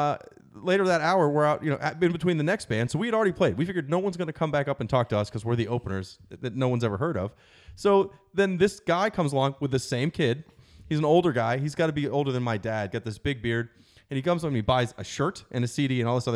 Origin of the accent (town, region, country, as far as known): Baltimore, Maryland, United States